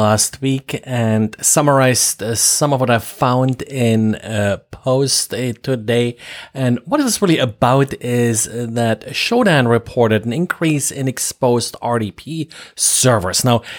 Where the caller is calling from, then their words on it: Jacksonville, Florida, United States; today I'm recording from Jacksonville, Florida.